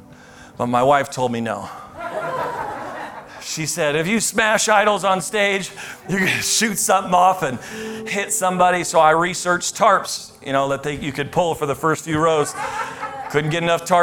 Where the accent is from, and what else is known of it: United States